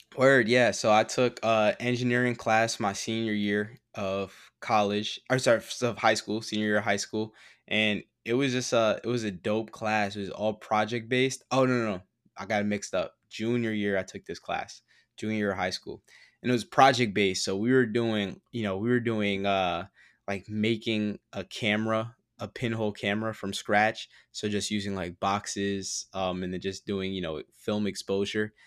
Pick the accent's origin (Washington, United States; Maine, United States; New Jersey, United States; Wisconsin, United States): New Jersey, United States; Teaneck; now in Brooklyn, United States; I grew up in Teaneck, um, and Teaneck is mad diverse